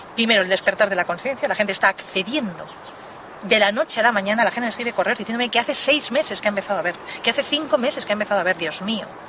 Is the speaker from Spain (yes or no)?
yes; Spain